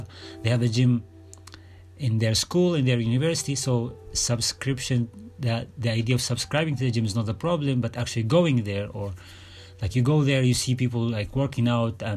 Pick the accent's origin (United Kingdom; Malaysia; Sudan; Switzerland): Sudan; I'm from Sudan.